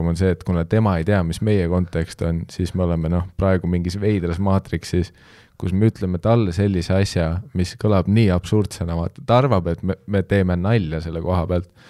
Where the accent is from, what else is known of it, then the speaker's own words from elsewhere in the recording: Canada; sest ma olen kasvanud Kanadas, ma lihtsalt tean, et blackface